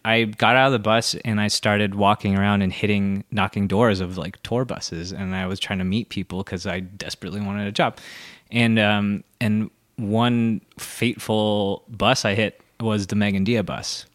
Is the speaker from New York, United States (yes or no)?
no; Santa Barbara, California, United States; moved away as an adult; now in Los Angeles, United States; Santa Barbara originally, but I've actually lived in, uh, Los Angeles, like, for ten and a half years